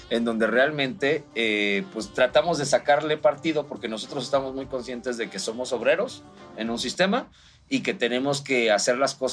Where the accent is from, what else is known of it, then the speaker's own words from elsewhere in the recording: Mexico; hemos estado luchando como mexicanos desde que nacimos.